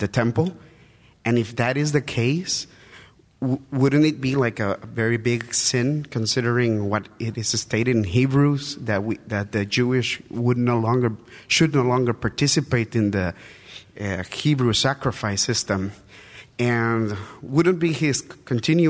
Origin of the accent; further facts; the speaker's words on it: El Salvador; English is a second language; I'm visiting from El Salvador, so my English is not perfect.